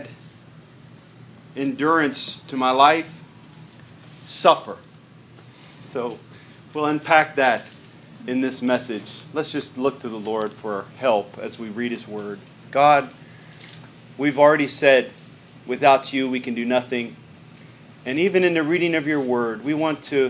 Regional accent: West Virginia, United States; I'm from West Virginia

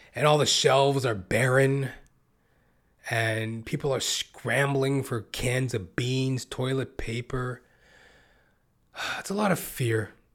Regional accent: Western Canada, Canada; I was born and raised in Western Canada.

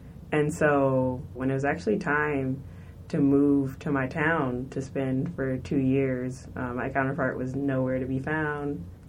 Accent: United States; I look like I'm here, from here, but I was born in America. My family's from America. My mom, my dad, I'll show you a picture. My entire family, they were born in America.

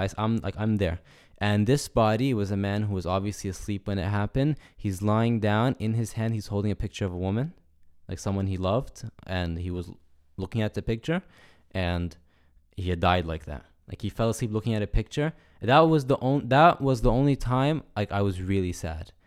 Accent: United States; I'm American

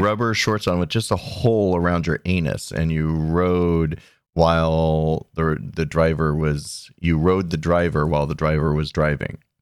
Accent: Arizona, United States; I'm from Arizona

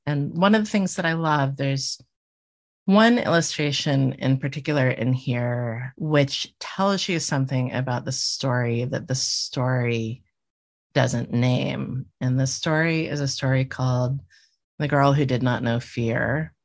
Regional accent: Miami, Florida, United States; moved away; I grew up in Miami

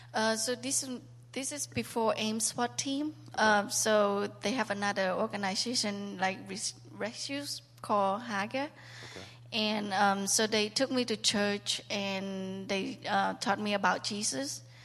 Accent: Cambodia; moved away; I was born and raised in Cambodia

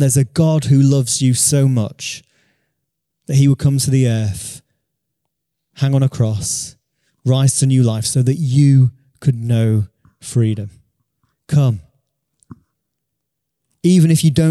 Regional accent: Beverley, Yorkshire and the Humber, United Kingdom; a church in the town that I grew up in Beverley

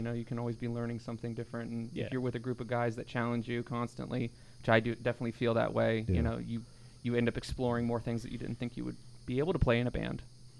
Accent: Florida, United States; I grew up in Florida most of my life.

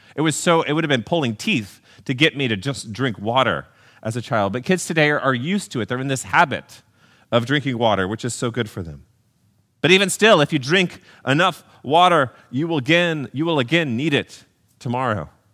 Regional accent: Texas, United States; Growing up in Texas

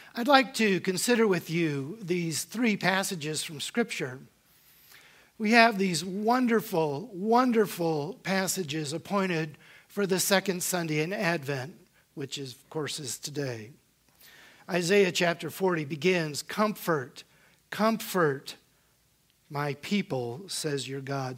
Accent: Northern Virginia, United States; I was born and raised here in Northern Virginia

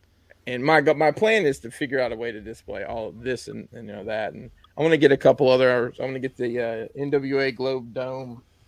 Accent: Alabama, United States; I'm from Alabama

